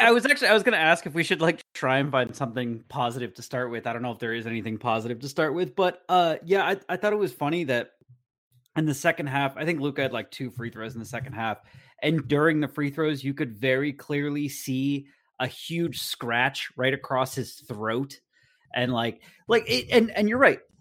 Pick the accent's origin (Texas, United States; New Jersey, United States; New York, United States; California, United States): New Jersey, United States; now in San Diego, United States; I was born and raised in New Jersey